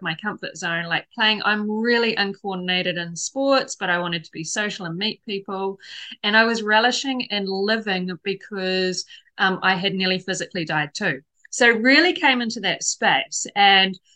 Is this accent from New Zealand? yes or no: yes; New Zealand; moved away as an adult; also born or lived in Hong Kong; I come from New Zealand